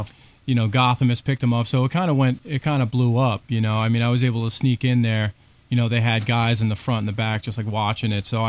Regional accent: New Jersey, United States; I grew up in Jersey.

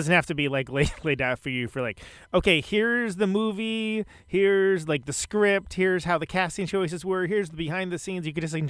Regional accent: West Coast, United States; now in Milwaukee, United States; I live in Milwaukee now, but I come from the West Coast

